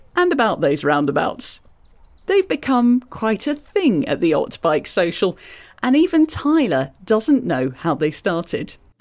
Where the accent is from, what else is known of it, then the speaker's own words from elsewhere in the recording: Ottawa, Ontario, Canada; I grew up in Ottawa. I've been here all my life